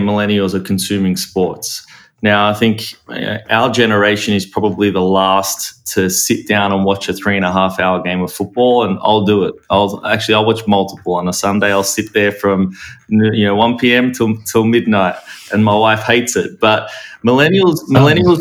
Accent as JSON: {"language": "English", "country": "Australia", "tie": "born or raised there", "moved": "yes", "lives_now": "United States", "said": "I grew up in Australia"}